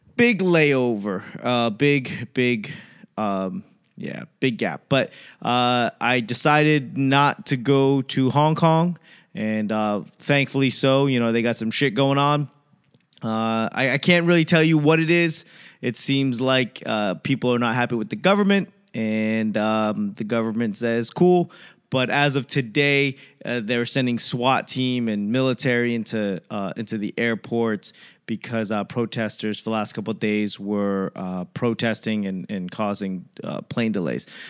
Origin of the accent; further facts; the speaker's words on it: United States; as an American